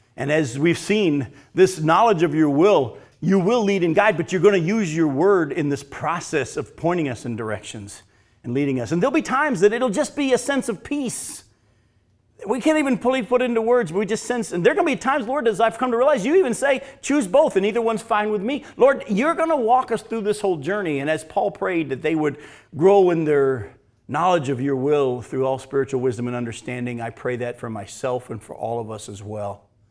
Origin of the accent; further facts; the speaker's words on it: United States; I was born and living in America